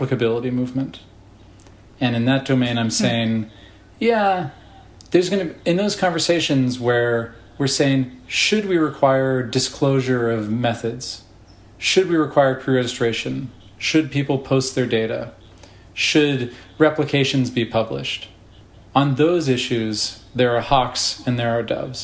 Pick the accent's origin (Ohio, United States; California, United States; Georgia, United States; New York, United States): California, United States; Berkeley; I grew up in Berkeley